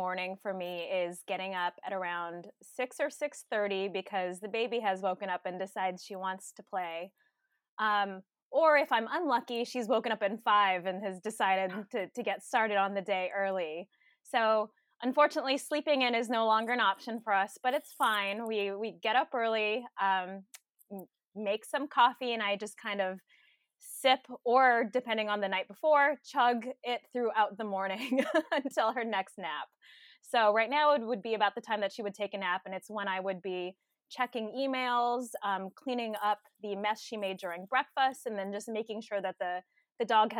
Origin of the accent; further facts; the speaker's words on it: Hacienda Heights, California, United States; I was born and raised here in Southern California in Los Angeles County, a little bit east of LA, the city. I was spent most of my childhood in Hacienda Heights.